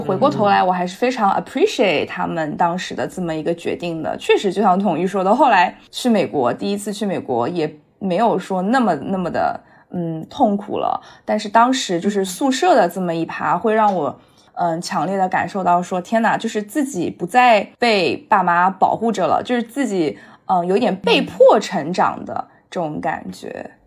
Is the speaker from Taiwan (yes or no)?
no; Shanghai, China; moved away as an adult; now in United States; 我现在还是在就是上海我长大的这个房间里面